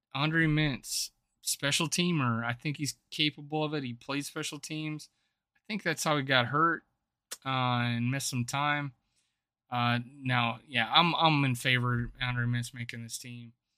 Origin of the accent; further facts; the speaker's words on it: South Dakota, United States; my home state of South Dakota